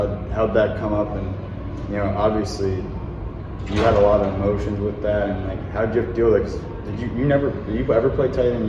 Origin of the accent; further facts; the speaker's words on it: Midwest, United States; also born or lived in East Coast; I was from Midwest going East Coast, and that was, I didn't fit in there, and that's why I came back.